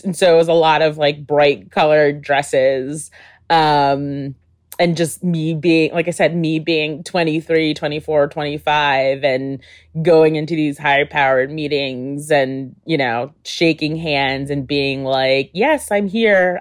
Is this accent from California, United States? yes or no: no; Albany, New York, United States; I was in Albany, New York, um, which is my hometown.